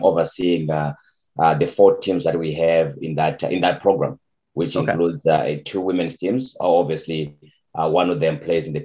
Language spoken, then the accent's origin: English; Zimbabwe; also born or lived in Kuwait; now in Ottawa, Canada; I grew up in the rural part of Zimbabwe, in fact, where we didn't have any electricity or running water